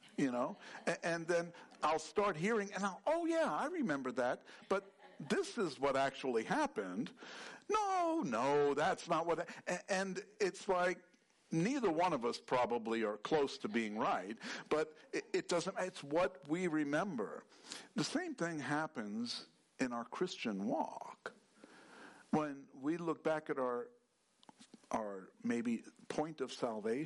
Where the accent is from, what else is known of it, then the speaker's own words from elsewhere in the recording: New York, United States; I grew up in New York